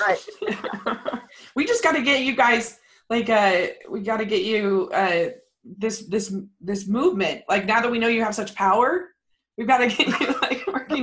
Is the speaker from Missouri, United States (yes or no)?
no; Maryland, United States; moved away; I grew up in Maryland, so I have tons of contacts over there